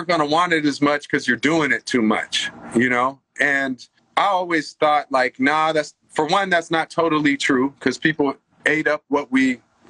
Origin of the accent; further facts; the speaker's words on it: California, United States; now in Los Angeles, United States; I'm part hippie too, because I grew up in the Bay.